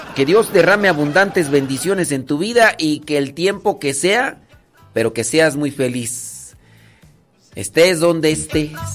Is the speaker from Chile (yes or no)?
no; Acámbaro, Guanajuato, Mexico; soy de Acámbaro